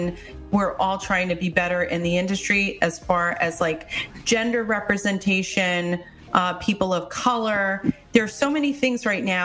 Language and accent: English; New York City, New York, United States; moved away; I was born in New York City